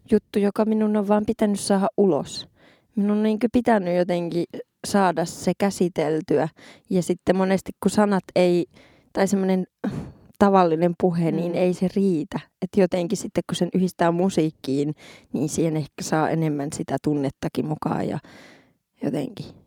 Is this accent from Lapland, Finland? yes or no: yes; Muonio, Lapland, Finland; ja sitten on nyt on Muoniossa, ihanaa kotikirkossa yes. siellä.